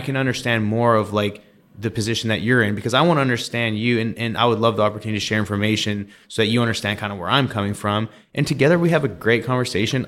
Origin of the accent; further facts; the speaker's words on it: close to Vancouver, British Columbia, Canada; I grew up in British Columbia, close to Vancouver